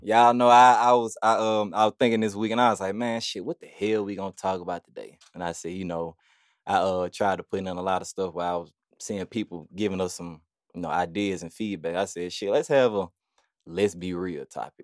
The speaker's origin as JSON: {"language": "English", "town": "Birmingham", "region": "Alabama", "country": "United States", "tie": "born or raised there", "said": "growing up on this side of town, like, from Nisley to Forestdale"}